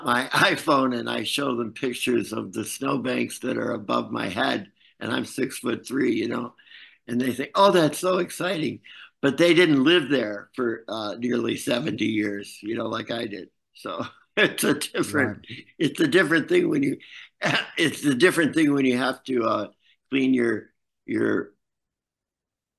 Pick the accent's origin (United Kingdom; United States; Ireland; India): United States; Cortland, New York; now in Cancun, Mexico; I was born and brought up in Cortland, New York, which is a town that's halfway between Syracuse and Ithaca.